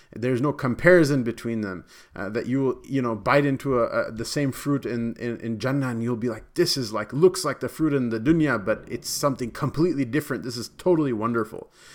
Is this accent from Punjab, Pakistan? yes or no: yes; Punjab, Pakistan; Not only am I from Pakistan, but I'm also Punjabi, and I go, "I'm also Arain."